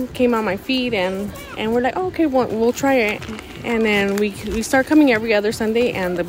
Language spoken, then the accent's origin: English; Compton, California, United States; I'm from Compton.